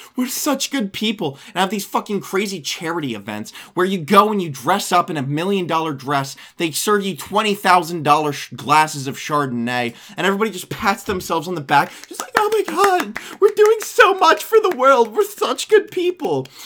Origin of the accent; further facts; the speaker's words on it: United States; I'm from the United States of America.